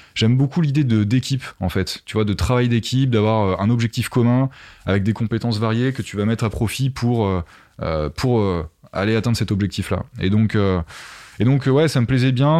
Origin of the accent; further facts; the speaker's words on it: Essonne, Île-de-France, France; also born or lived in Paris; je suis né dans, dans l'Essonne, voilà, une petite, petit département au sud de Paris, euh, à la campagne